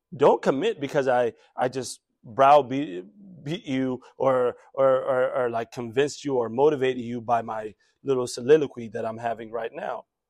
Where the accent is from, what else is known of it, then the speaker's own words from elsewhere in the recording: DMV, United States; When I was growing up around here, by the way, it used to be a suburb